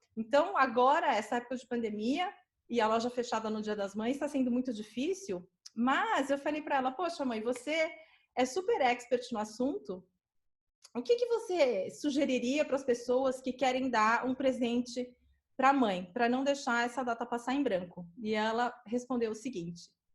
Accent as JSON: {"language": "Portuguese", "region": "São Paulo", "country": "Brazil", "tie": "born or raised there", "said": "a dona da loja onde eu cresci, que é a minha mãe, né? Dona Alice, é, Tem um comércio aqui na Zona Sul de São Paulo"}